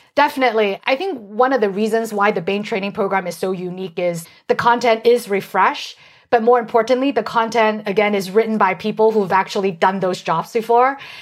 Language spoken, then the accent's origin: English; San Francisco, California, United States; I grew up in San Francisco and my parents are getting older